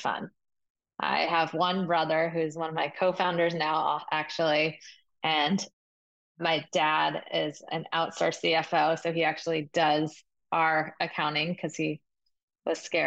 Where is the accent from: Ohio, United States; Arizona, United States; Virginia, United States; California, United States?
California, United States; Agoura Hills; moved away as an adult; also born or lived in University of Michigan; now in New York City, United States; I grew up in Oak Park or Agoura, which is about an hour north of downtown LA, depending on traffic